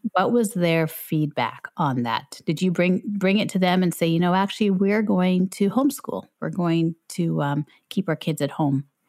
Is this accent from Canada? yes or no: yes; Canada; I'm from Canada